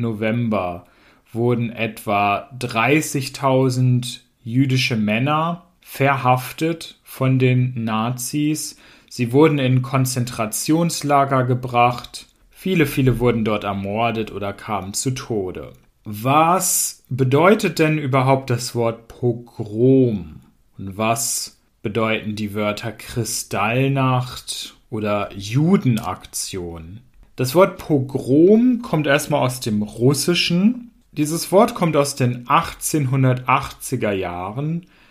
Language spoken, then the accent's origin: German; Hanover, Lower Saxony, Germany; aus meiner Heimatstadt Hannover